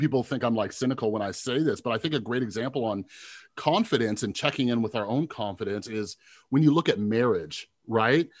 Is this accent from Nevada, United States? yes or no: yes; Las Vegas, Nevada, United States; I'm from Las Vegas